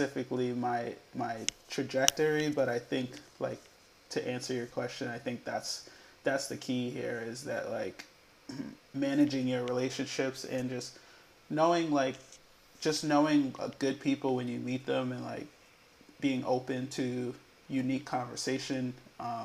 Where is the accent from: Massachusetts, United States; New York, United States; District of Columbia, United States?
Massachusetts, United States; Boston; Born and raised in Boston, Massachusetts.